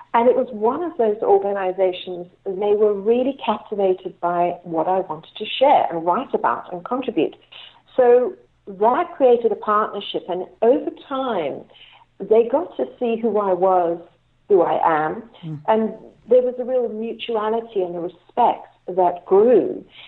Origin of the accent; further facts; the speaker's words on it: Cape Town, Western Cape, South Africa; I was born in Cape Town, South mm-hmm. Africa